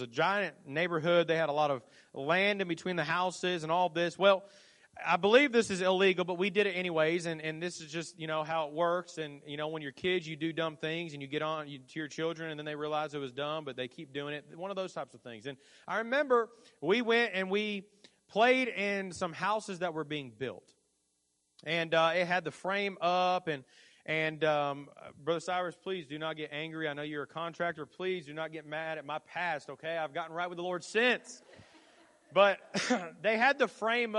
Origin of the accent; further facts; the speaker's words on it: Indiana, United States; I grew up in Indiana, and during our time in Indiana, there was a neighborhood that we lived